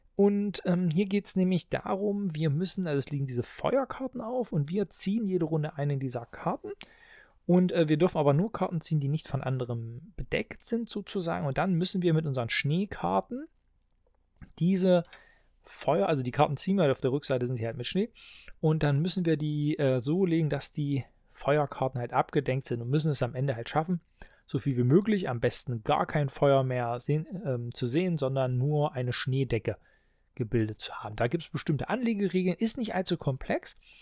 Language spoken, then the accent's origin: German; Halberstadt, Saxony-Anhalt, Germany; Ich komme ja aus Halberstadt. Wir haben hier das Heineanum